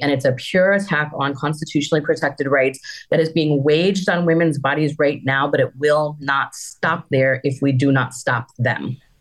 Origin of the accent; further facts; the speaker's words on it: Wisconsin, United States; now in Amarillo, United States; Wisconsin is my home state. And I just happened to live in Amarillo